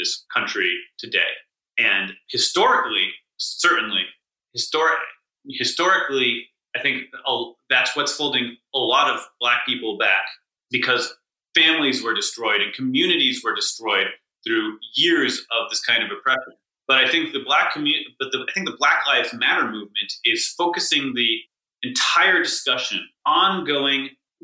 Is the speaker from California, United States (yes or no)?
no; Newton, Massachusetts, United States; my hometown, Newton, where there's basically no murders.